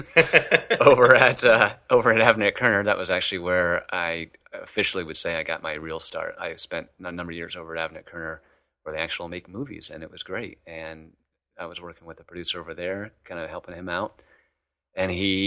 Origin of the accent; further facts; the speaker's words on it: Clifton Park, New York, United States; also born or lived in Ohio / Ithaca, New York; I grew up in New York, actually. New York's a big state, so not Manhattan. Upstate New York, like near the Albany area. It's actually a little town. It's not so little anymore, but Clifton Park